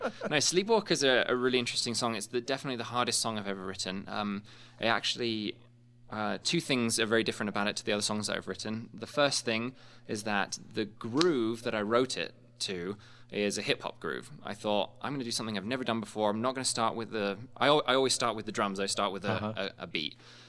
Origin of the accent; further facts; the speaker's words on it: England, United Kingdom; now in United States; both in my home country of England and here in the States right now.